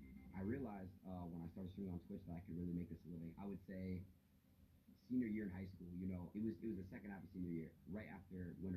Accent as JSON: {"language": "English", "town": "Three Rivers", "country": "United States", "tie": "born or raised there", "said": "Growing up in Three Rivers, you know, it's like very, very small. Everyone knows each other."}